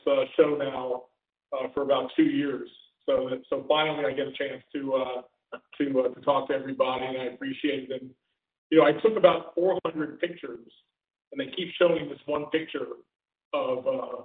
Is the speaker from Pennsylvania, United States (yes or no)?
yes; Philadelphia, Pennsylvania, United States; moved away; also born or lived in Chicago area; I'm originally from the Philadelphia area. I also lived outside of Chicago for about 4 years.